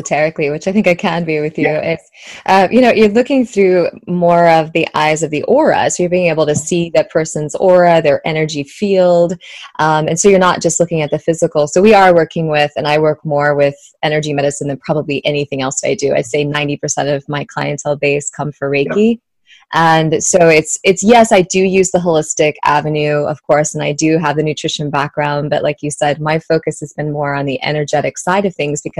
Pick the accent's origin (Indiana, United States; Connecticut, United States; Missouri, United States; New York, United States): Missouri, United States; Kansas City; this is my hometown. Kansas City is where, you know, I grew up the most from seventh grade on to college